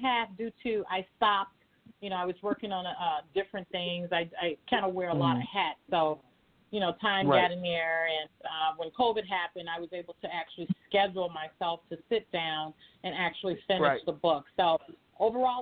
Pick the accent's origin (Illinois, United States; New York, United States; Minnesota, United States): Illinois, United States; Chicago; I am from Chicago, a Chicago native